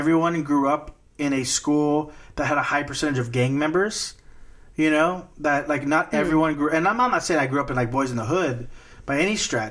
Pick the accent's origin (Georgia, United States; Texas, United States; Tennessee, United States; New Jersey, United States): Texas, United States; Corpus Christi; where I grew up in Corpus Christi, home of Salinas, the drive-bys were just a thing that existed